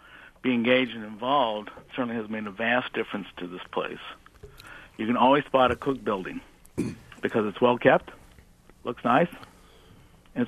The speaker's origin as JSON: {"language": "English", "town": "Bloomington", "region": "Indiana", "country": "United States", "tie": "born or raised there", "said": "Yeah, I grew up in Bloomington, starting back in the 50s."}